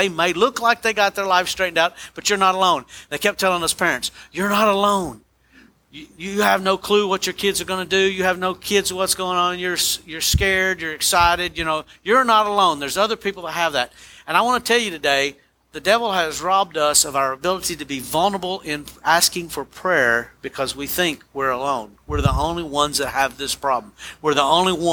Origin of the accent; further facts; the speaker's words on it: United States; American Christians